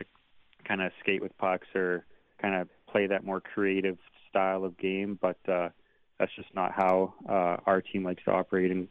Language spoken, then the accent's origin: English; Steinbach, Manitoba, Canada; moved away as an adult; now in Bemidji, United States; I played in Steinbeck in my hometown